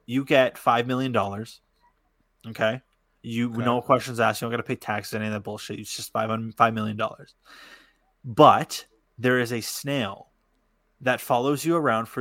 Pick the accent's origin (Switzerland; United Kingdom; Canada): Canada; we're Canadian